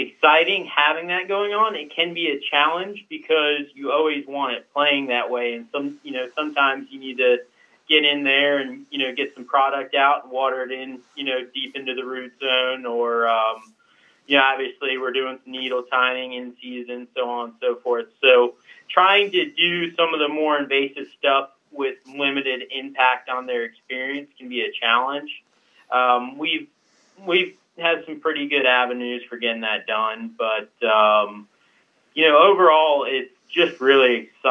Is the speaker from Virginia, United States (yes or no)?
yes; Charlottesville, Virginia, United States; also born or lived in Richmond, Virginia; I grew up in Charlottesville, which is pretty central.